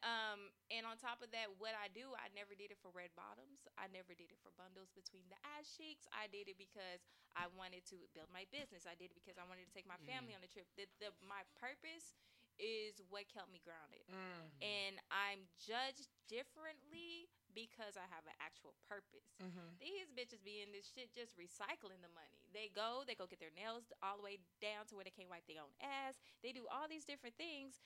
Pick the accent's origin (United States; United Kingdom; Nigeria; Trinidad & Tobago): Nigeria; I'm Nigerian